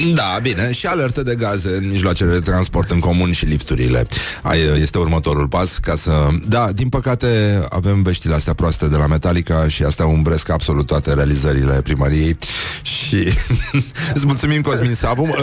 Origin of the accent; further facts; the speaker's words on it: Brăila, Brăila County, Romania; eu sunt din Brăila